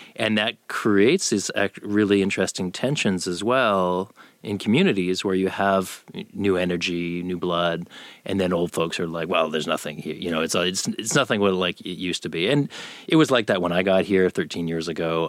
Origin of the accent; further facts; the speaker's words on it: Canada; moved away as an adult; now in Austin, United States; I'm from Canada